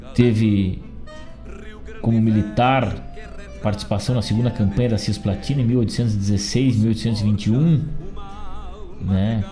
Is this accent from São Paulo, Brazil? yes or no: no; Rosário do Sul, Rio Grande do Sul, Brazil; moved away; also born or lived in Guaíba; lá na minha terra natal de Rosário do Sul